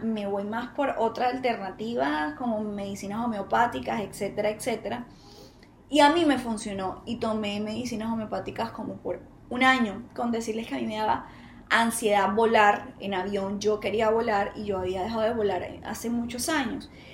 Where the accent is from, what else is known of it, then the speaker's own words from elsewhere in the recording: Colombia; Bogotá, Barranquilla, Bogotá, Bogotá, Buenaventura, aquí en mi país